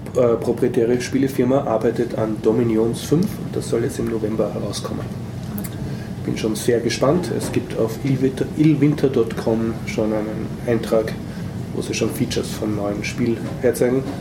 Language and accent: German; Austria; als Österreicher